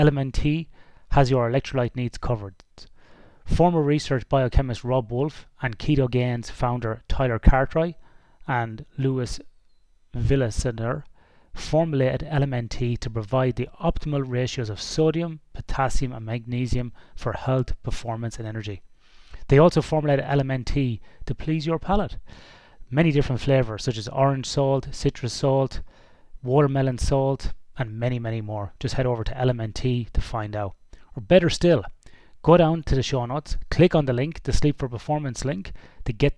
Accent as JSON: {"language": "English", "country": "Ireland", "moved": "yes", "lives_now": "Western Australia, Australia", "said": "I'm Irish originally"}